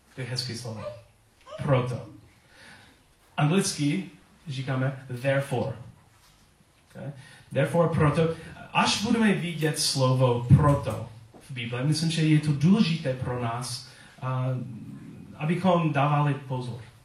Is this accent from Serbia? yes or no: no; United States; accent: American; Czech is a second language; now in Czech Republic; svůj americký přízvuk